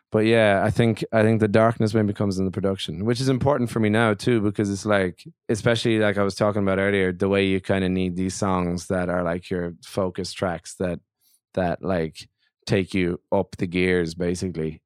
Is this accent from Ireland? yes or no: yes; Ireland; As an Irish singer songwriter